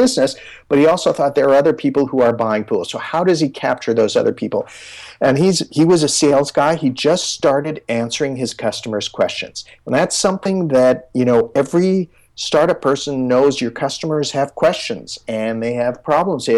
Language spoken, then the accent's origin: English; Canada; I'm from Canada